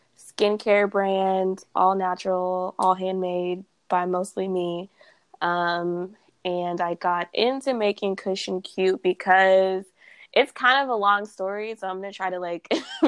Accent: Texas, United States; also born or lived in Boston / California; So I grew up in Texas, like, most of my life. But I bounced around between Texas, California, and Boston, which is very random. I was born in Boston.

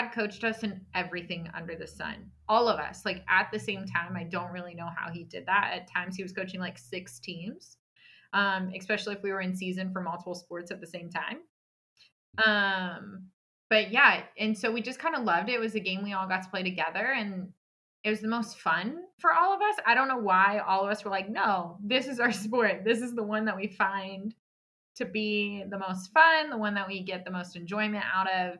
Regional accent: San Antonio, Texas, United States; also born or lived in Dallas; I grew up in San Antonio, so I'm actually back home currently

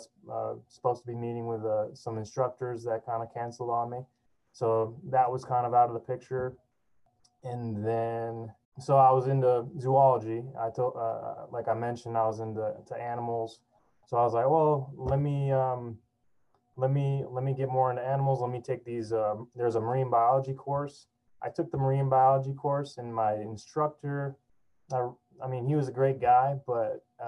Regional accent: Miami, Florida, United States; also born or lived in Fort Lauderdale, Florida; I grew up in Miami, Florida

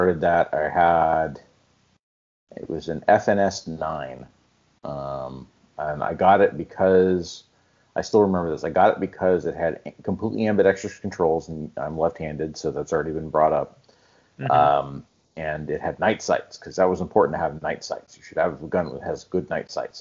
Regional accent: Southern California, United States; I was born and raised in Southern California.

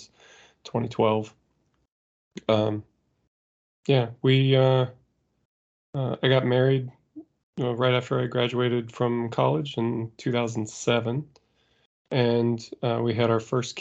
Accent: Indiana, United States; I grew up in Indiana in the U.S. It was just kind of a fairly rural area

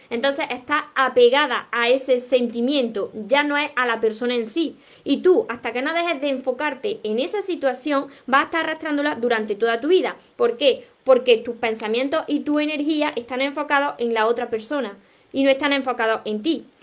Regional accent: Andalusia, Spain; De, de España soy, de Andalucía precisamente, del sur de España

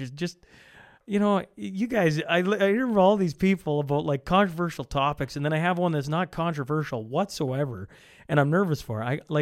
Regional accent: Canada; now in Lloydminster, Canada; my hometown of Helmond

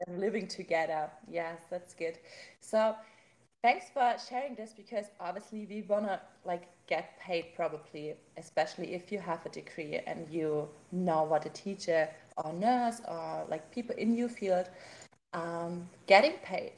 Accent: Germany; accent: German; English is a second language; you can hear my German accent

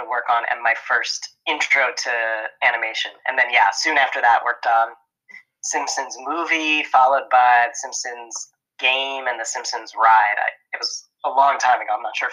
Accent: Philadelphia, Pennsylvania, United States; now in Los Angeles, United States; I was born in Philly.

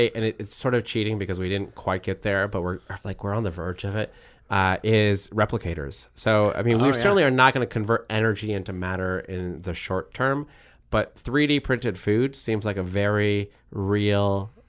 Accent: Japan; I grew up on manga because I grew up in Japan

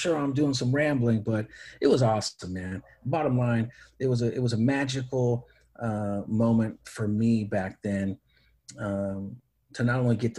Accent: Oakland, California, United States; also born or lived in Hayward, California / San Leandro, California; I was from Oakland and Hayward, San Leandro

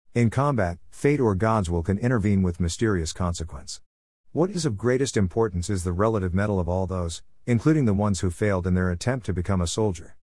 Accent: Tullahoma, Tennessee, United States; In my hometown of Tullahoma

